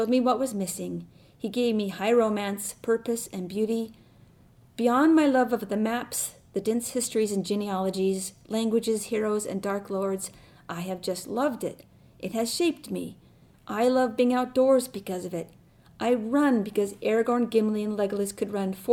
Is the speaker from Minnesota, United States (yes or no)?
yes; Rochester, Minnesota, United States; I am from Rochester, Minnesota